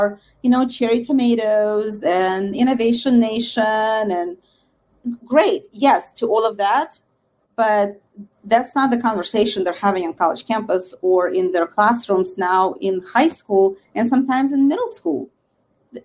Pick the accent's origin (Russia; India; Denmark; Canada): Russia; now in United States; for the most part, was Russian Jews, because we are still very much, we have relatives, we have friends in Israel